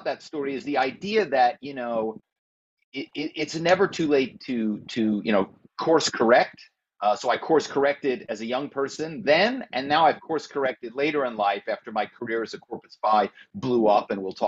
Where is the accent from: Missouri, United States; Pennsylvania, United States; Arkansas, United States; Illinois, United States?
Pennsylvania, United States; Philadelphia; I grew up in the Philadelphia area